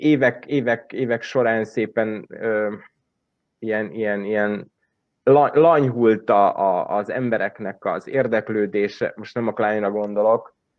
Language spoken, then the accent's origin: Hungarian; Subotica, Vojvodina, Serbia; Szabadkán élek, Szabadkai vagyok